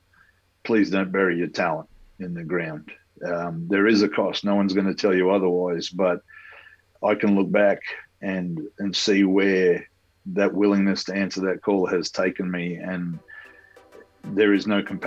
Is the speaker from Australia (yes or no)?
yes; Townsville, Queensland, Australia; now in Perth, Australia; I was born and raised in Townsville in North Queensland, 1971